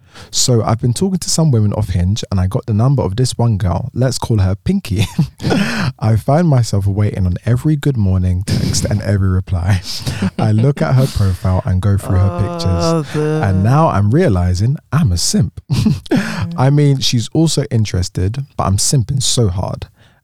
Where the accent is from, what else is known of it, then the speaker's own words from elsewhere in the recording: Boston, Massachusetts, United States; I'm 22. My pronouns are she, her. I'm bisexual and black. I'm from Boston, Massachusetts, USA.